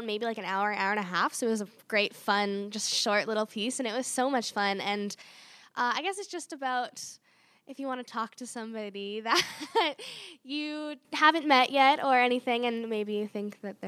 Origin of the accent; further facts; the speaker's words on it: near Bonnyville, Alberta, Canada; another show by my hometown